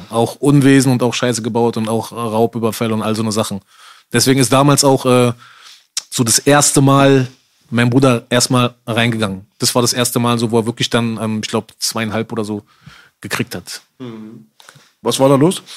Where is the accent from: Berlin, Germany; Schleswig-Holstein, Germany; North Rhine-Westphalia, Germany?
Berlin, Germany; also born or lived in Spandau, Berlin; wo ich 14 geworden bin, sind wir ähm, rausgezogen aus Charlottenburg, sind nach Spandau gezogen, nach Haselhorst